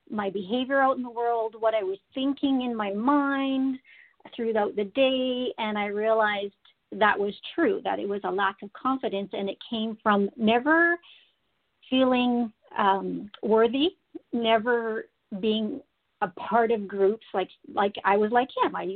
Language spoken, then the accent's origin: English; Saskatchewan, Canada; now in Alberta, Canada; I've been in Alberta for 15 years now. I'm originally from Saskatchewan, but we moved to around Canada and then ended up in Alberta.